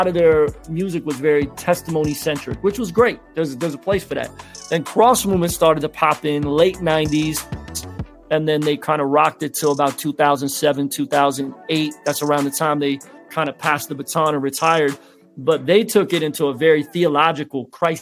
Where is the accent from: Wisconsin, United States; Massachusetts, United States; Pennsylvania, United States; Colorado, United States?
Pennsylvania, United States; Philadelphia; Growing up in Philly, because my parents didn't have a lot of money.